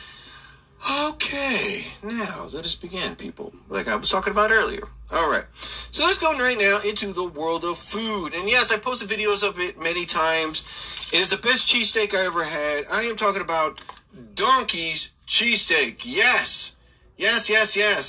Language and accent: English; New Jersey, United States; I live in the central part of New Jersey